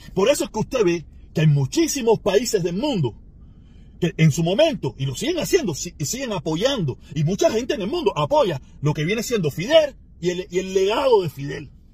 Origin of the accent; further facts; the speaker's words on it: Cuba; now in Miami, United States; los cubanos de Miami